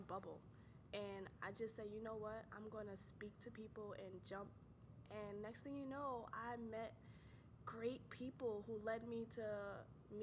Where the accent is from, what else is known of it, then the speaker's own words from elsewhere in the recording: New York, United States; also born or lived in North Carolina; I'm from New York